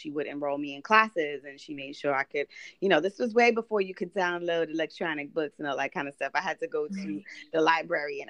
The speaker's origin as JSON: {"language": "English", "town": "New York City", "region": "New York", "country": "United States", "tie": "born or raised there", "said": "I grew up in Brooklyn, New York"}